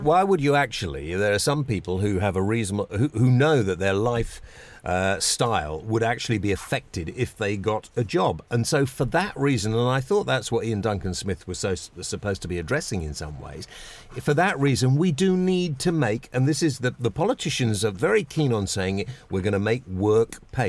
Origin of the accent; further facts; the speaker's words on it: Epsom, South East England, United Kingdom; where I was brought up in Epsom in Surrey.